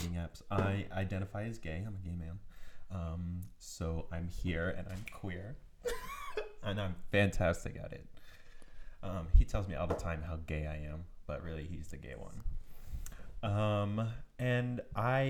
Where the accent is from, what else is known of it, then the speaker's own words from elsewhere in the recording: Coatesville, Pennsylvania, United States; moved away as an adult; I am originally from Coatesville, Pennsylvania.